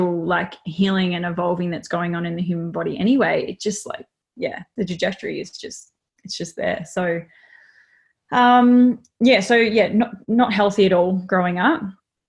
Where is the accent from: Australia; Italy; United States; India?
Australia; Melbourne, Victoria; now in Gold Coast, Australia; I wasn't born and bred up here. I was born in Melbourne and sort of transitioned my way up here over time